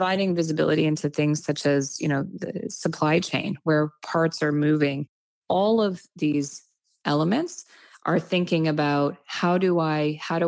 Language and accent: English; Canada; as Canadian business leaders